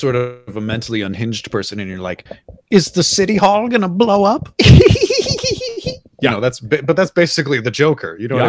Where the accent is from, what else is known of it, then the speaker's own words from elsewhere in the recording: United States; since I'm an American